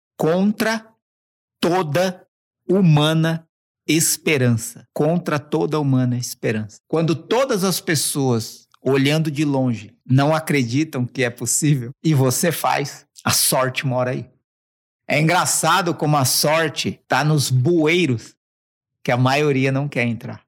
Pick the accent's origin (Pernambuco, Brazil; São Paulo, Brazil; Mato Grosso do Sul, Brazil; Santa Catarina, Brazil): São Paulo, Brazil; Mauá; eu sou da periferia braba. É, quem, quem não conhece, procura depois Jardim Zaira Mauá. Você vai descobrir onde eu nasci